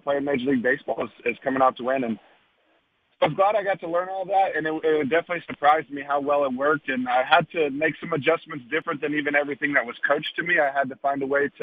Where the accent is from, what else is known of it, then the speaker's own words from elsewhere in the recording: Arlington area, Texas, United States; moved away; where I grew up